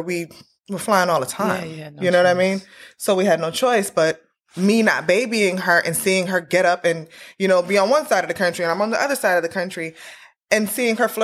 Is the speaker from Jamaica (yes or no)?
yes; Jamaica; we're Jamaican.